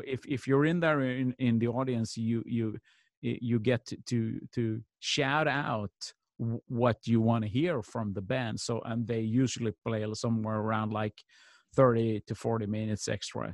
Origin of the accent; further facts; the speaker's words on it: Malmö, Skåne, Sweden; in my hometown of Malmö, Sweden